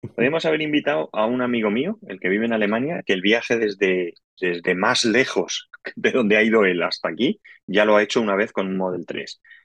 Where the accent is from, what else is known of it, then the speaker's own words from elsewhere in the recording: Valencian Community, Spain; estamos en mi tierra